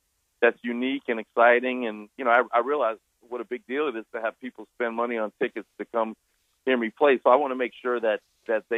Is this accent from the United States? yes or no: yes; New Orleans, Louisiana, United States; I grew up in New Orleans, which is a very musical town